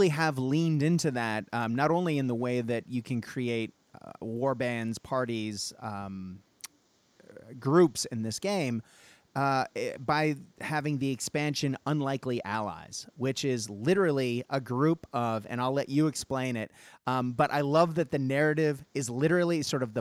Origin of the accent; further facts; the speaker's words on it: Japan; When I grew up in Japan, in grade three, I believe, I was like 10 years old.